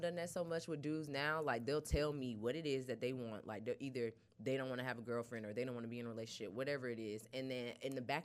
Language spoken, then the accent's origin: English; Albany, Georgia, United States; I was born in Phoebe Putney Hospital in Albany, Georgia